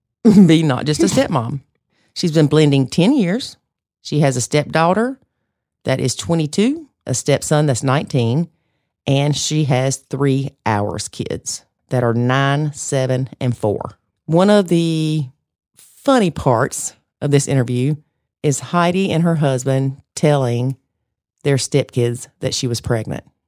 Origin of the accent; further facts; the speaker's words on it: the South, United States; accent: Southern; in my Southern accent